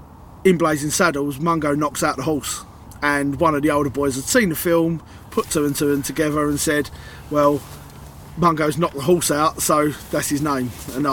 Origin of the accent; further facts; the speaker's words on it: Hornchurch, London, United Kingdom; also born or lived in Walthamstow; So I moved from Walthamstow when I was a kid, when I was 10. Started pretty much at senior school when I moved to Hornchurch